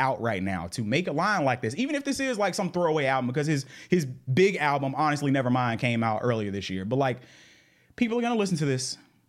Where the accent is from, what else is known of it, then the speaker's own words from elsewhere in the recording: the South, United States; maybe because I grew up in the South and he grew up in the South.